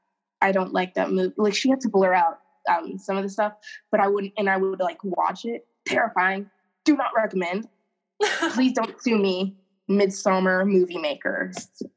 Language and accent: English; United States; I'm American and I don't even speak English.